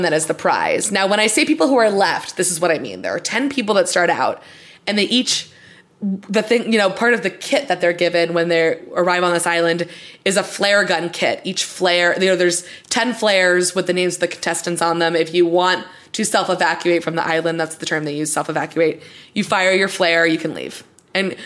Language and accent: English; Florida, United States; Peter and I grew up in Florida where it's very humid most of the year